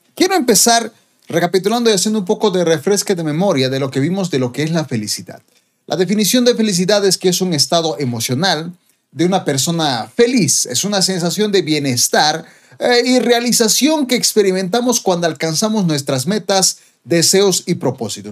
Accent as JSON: {"language": "Spanish", "country": "Bolivia", "said": "como boliviano"}